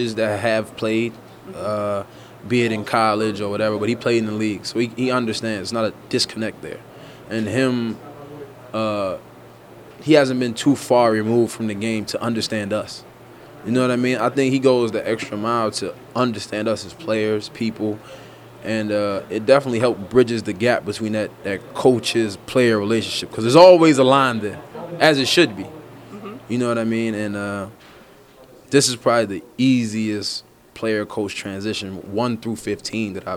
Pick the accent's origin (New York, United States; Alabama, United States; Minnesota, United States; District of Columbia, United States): District of Columbia, United States; Washington; growing up in Washington